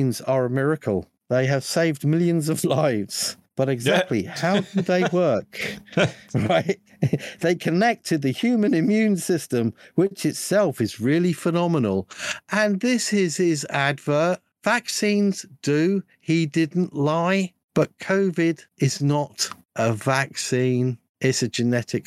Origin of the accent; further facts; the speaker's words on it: United Kingdom; I'm a Brit